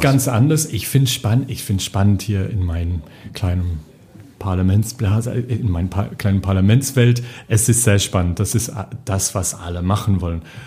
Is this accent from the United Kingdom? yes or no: yes; England, United Kingdom; accent: English; German is a second language; moved away as an adult; now in Brussels, Belgium; also ich komme aus England, Akzent